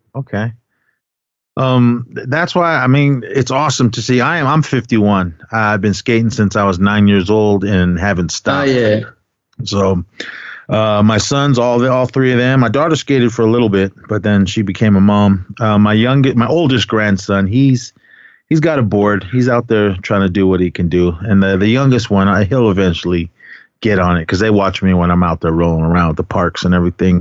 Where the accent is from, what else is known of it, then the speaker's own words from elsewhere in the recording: San Francisco, California, United States; also born or lived in Kaibito, Arizona; growing up in the Bay Area uh, in the city pretty much my whole life